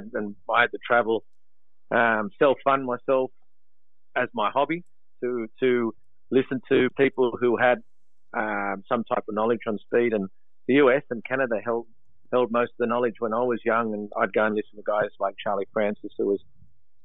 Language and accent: English; Sydney, New South Wales, Australia; also born or lived in Maroubra / Coogee / Kingsford; I was born here. My parents are in Italian descent. I was brought up on the Vaucluse area